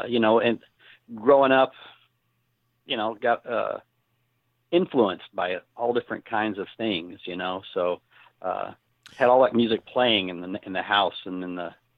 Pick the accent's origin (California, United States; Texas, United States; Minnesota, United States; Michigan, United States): Texas, United States; I grew up down here in North Texas, the Dallas-Fort Worth area. That's where I've basically lived my whole life.